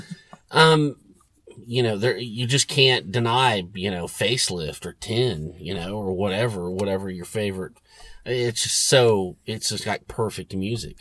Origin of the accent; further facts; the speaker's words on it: Oklahoma, United States; he asked us where we were from. We said Oklahoma